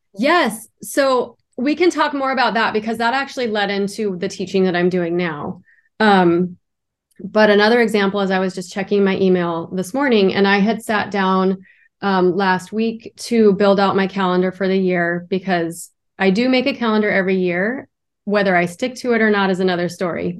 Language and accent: English; Idaho, United States; now in Miami, United States; I live in Miami, Florida, and originally I'm from Idaho, so that was a big switch in my life